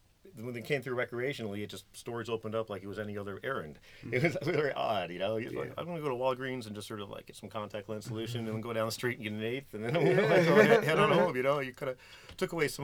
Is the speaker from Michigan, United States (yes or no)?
no; New York, United States; moved away; also born or lived in Colorado / Maryland / California; I was from New York. I'm from New York